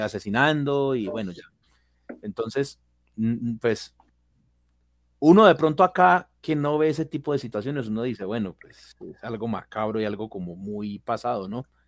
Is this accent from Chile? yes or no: no; Colombia; la capital de mi país, que es Bogotá